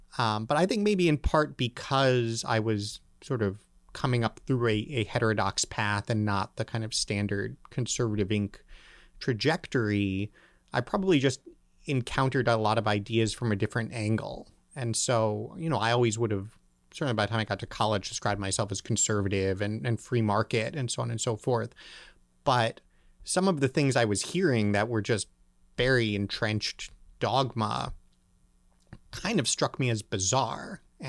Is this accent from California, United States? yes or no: yes; Berkeley, California, United States; born there; Well, I was born in Berkeley, California. little known fact. Stayed there not very long, so that was probably for my own good.